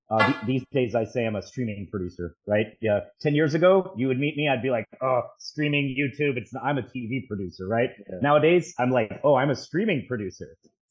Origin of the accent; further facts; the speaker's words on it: Dallas, Texas, United States; I'm tuning in from Dallas, Texas. It's my hometown.